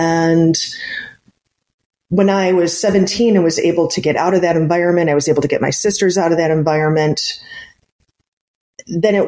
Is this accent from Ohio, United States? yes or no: yes; Cleveland, Ohio, United States; I grew up in the Cleveland, Ohio area